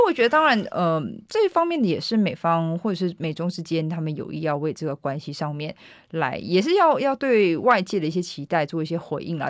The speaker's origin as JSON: {"language": "Chinese", "country": "Taiwan", "said": "来自台湾"}